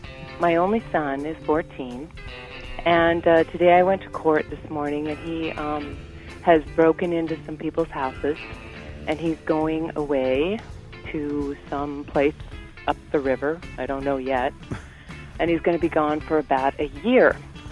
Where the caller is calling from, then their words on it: Olympia, Washington, United States